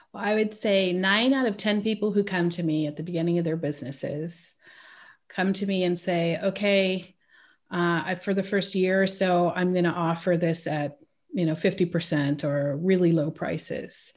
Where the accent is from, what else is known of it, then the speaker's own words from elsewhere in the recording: California, United States; moved away as an adult; now in Switzerland; I grew up stateside. I grew up in California.